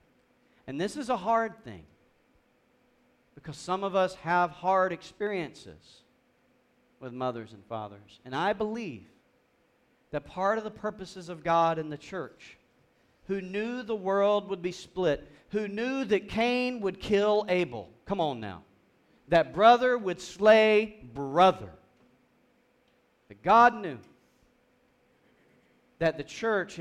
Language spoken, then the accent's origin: English; South Georgia, United States; growing up in South Georgia